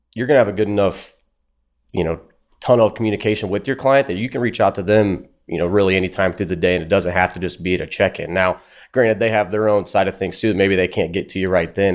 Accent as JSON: {"language": "English", "town": "Fort Wayne", "region": "Indiana", "country": "United States", "said": "I'm from Fort Wayne, Indiana."}